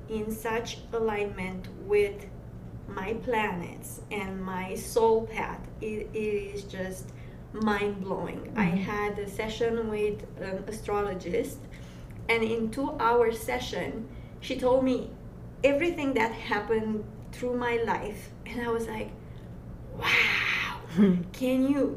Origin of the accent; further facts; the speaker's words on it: Romania; English is a second language; moved away; I'm coming from Dracula's country.